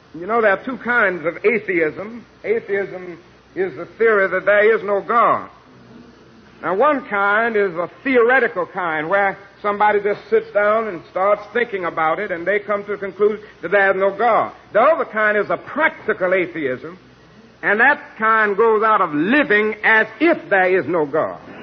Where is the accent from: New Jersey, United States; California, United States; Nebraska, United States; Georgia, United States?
Georgia, United States; my home state of Georgia